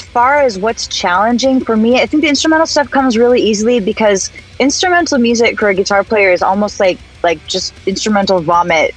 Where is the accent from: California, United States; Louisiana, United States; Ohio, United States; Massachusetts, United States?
California, United States; the Valley, Southern; As a SoCal girl growing up in the Valley, 95.5 was my radio station